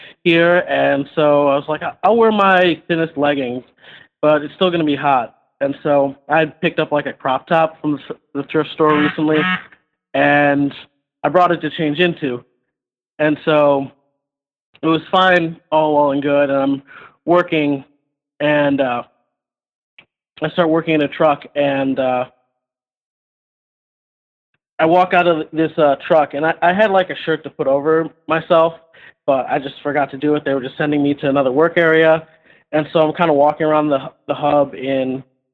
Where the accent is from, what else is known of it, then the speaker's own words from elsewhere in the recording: Columbus, Ohio, United States; I'm actually from Columbus